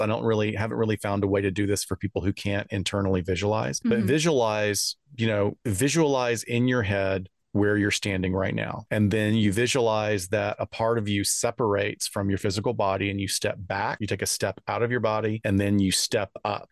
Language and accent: English; North Alabama, United States; I grew up in North Alabama